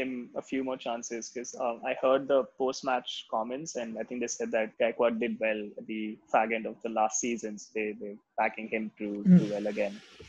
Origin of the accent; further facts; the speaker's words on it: South Africa; As a South African fan, I'm very happy with the way the Proteas have been playing this IPL so far.